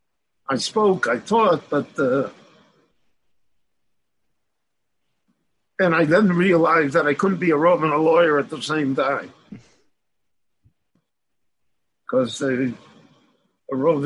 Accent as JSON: {"language": "English", "town": "Chicago", "region": "Illinois", "country": "United States", "tie": "born or raised there", "moved": "as an adult", "lives_now": "Israel", "said": "I was born in Chicago. I lived in Chicago the first 30 years of my life."}